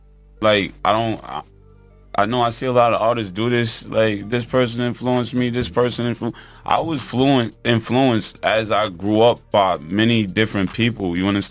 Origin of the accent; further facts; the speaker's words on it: Riverhead, New York, United States; I was born and raised in Riverhead, you know, Riverhead, New York. And my upcoming was like, I came up in a trap. You know, I came up in the slums, in the hood.